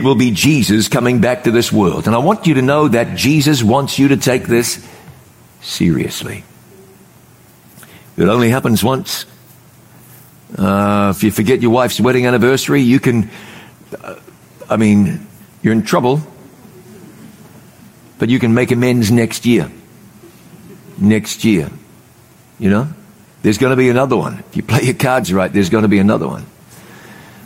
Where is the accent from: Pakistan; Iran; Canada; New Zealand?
New Zealand; moved away; also born or lived in North Carolina, United States; where I grew up in New Zealand